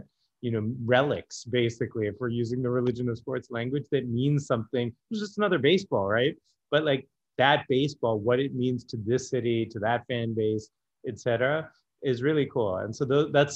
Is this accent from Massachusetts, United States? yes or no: yes; Boston, Massachusetts, United States; I grew up in Boston, so I'm a big like Boston sports fan